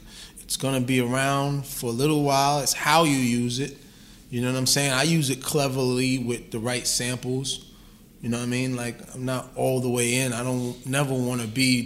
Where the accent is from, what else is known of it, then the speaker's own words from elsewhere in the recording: New York City, New York, United States; I'm from South Jamaica, Queens.